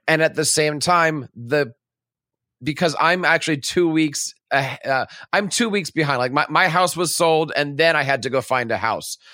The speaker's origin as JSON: {"language": "English", "region": "New Jersey", "country": "United States", "also_born_or_lived": "Connecticut", "said": "I'm an educator from New Jersey, and I work in Connecticut"}